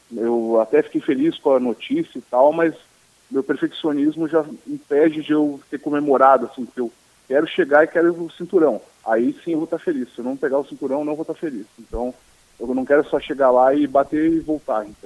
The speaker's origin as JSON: {"language": "Portuguese", "town": "Porto Alegre", "region": "Rio Grande do Sul", "country": "Brazil", "lives_now": "Florianópolis, Brazil", "said": "eu nasci em Porto Alegre mesmo, né, no Mãe de Deus, então pode, ser, pode ter certeza que é mais um gaúcho lá no UFC"}